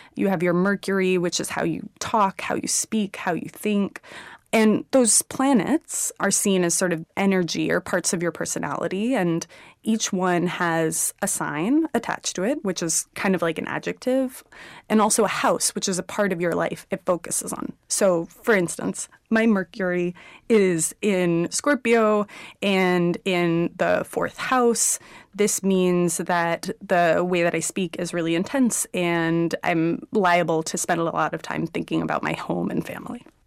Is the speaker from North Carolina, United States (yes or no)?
no; Houston, Texas, United States; I was born in Houston